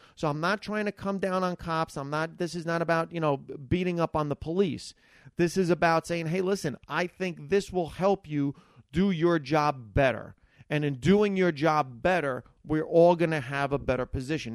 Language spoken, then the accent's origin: English; Hackensack, New Jersey, United States; I grew up in Hackensack, New Jersey